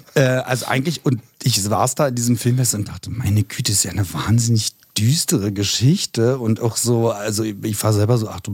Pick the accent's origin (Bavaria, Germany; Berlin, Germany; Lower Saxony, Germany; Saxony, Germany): Berlin, Germany; also born or lived in Neukölln, Berlin; eigentlich komme ich ja aus Spandau